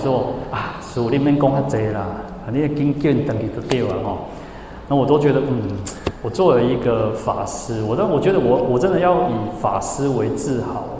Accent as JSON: {"language": "Chinese", "region": "Changhua County", "country": "Taiwan", "said": "我我是彰化人嘛，然后我就跟他讲说，你要找家，你要找家，就是你要找谁了哈？彰化就是这个口音哦。"}